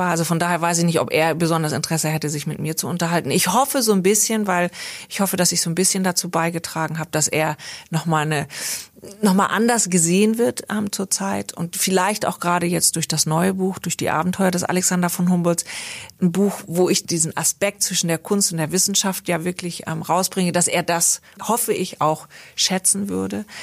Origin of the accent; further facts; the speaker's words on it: India; born there; Ich habe mich nie so sehr als Deutsche gefühlt, sondern eher als Europäerin, ähm, obwohl ich auch natürlich in Indien geboren bin.